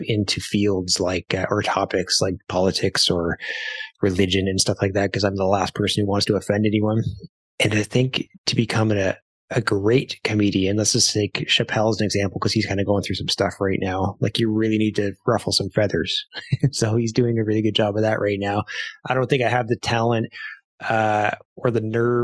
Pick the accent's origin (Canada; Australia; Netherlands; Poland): Canada; I being Canadian, I like to go down to Florida, and I love to spend my winters there because that's what Canadians do.